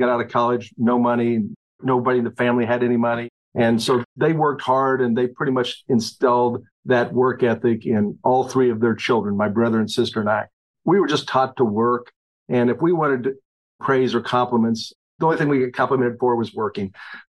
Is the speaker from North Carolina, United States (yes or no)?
no; Eudora, Kansas, United States; also born or lived in Norton, Kansas; now in Baldwin City, United States; I grew up in Eudora, Kansas. My parents were school teachers, so we lived a few other communities, but Eudora was a primary place where I grew up and graduated from.